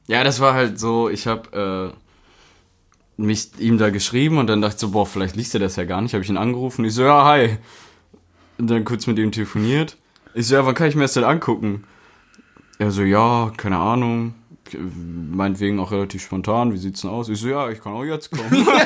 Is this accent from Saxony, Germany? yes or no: no; Rheda-Wiedenbrück, North Rhine-Westphalia, Germany; ich bin 24 Jahre alt, gebürtig aus Reda Wiedenbrück